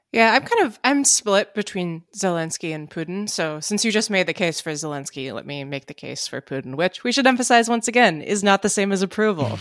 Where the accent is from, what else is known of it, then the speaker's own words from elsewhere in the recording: Princeton, New Jersey, United States; my hometown of Princeton, New Jersey